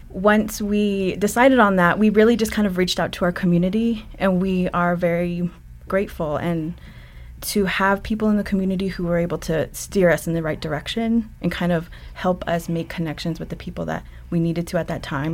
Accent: Ganado, Arizona, United States; moved away; also born or lived in Browning, Montana; I grew up and finished school in Ganado, Arizona

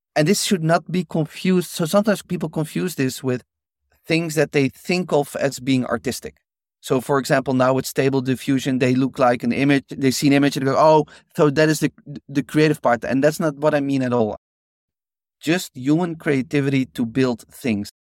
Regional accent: Netherlands; I grew up in Holland

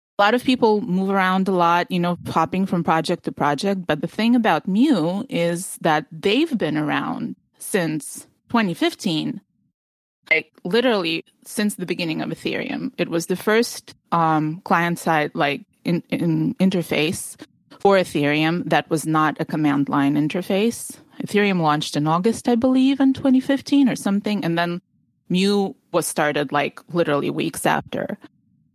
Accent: New Jersey, United States; moved away as an adult; also born or lived in Ukraine; now in California, United States; I'm in California now, but I grew up in New Jersey, like right across the George Washington Bridge

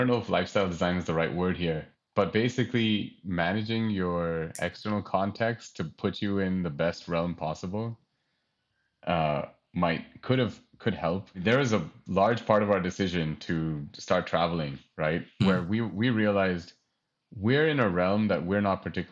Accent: United States; I'm from America

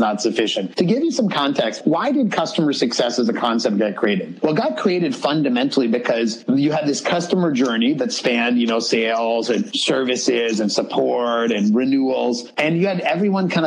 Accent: Pennsylvania, United States; me with my brother and my dad growing up in Pennsylvania in the U.S.

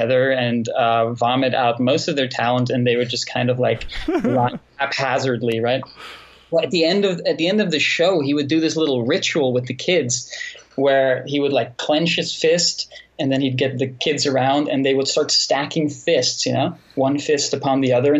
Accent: Netherlands; I grew up in the Netherlands. You know, I'm from the Netherlands

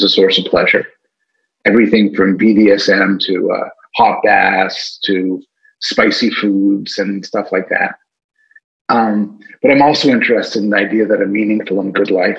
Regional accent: Montreal, Quebec, Canada; moved away as an adult; now in Toronto, Canada; I'm from Montreal. I was an undergraduate at McGill

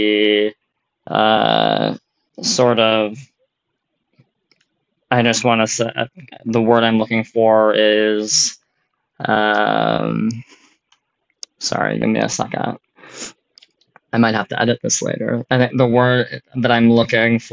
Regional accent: North Dakota, United States; also born or lived in Minnesota; I was born and raised in North Dakota for most of my life.

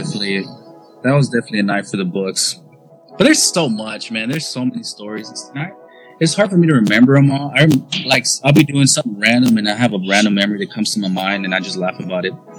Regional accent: Dallas, Texas, United States; We're both from Dallas the Dallas area

